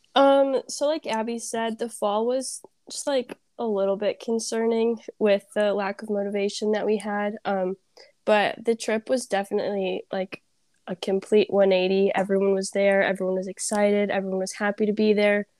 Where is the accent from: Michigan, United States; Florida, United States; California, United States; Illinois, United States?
Illinois, United States; Vernon Hills; I'm from Vernon Hills, Illinois.